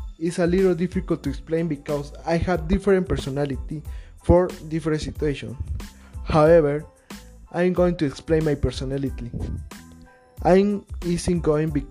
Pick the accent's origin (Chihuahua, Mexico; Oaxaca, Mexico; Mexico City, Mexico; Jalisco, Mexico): Oaxaca, Mexico; English is a second language; I am Mexican and I'm from Oaxaca